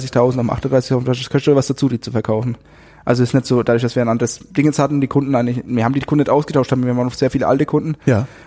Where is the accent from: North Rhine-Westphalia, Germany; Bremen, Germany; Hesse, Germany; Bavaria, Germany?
Bavaria, Germany; dann wissen die, ich komme aus Franken, gibt's Silvaner.